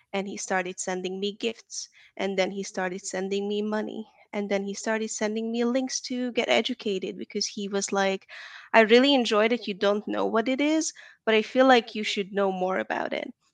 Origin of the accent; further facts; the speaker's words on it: Hungary; also born or lived in Atlanta, Georgia, United States; now in Dallas, United States; I'm from Hungary, Eastern Europe